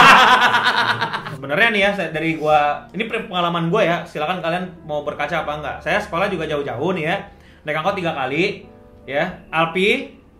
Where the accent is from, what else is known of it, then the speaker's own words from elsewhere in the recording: Depok, West Java, Indonesia; gue dari Depok mainnya ke Pondok Labu